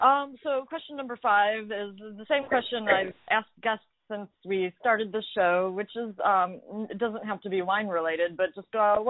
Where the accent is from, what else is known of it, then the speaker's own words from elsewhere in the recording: Duluth, Minnesota, United States; So I am from Duluth.